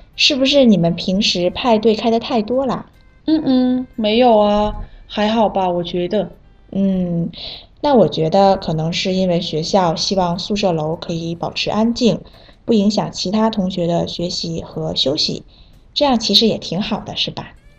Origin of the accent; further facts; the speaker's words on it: Vietnam; Chinese is a second language; moved away; 我是来自越南的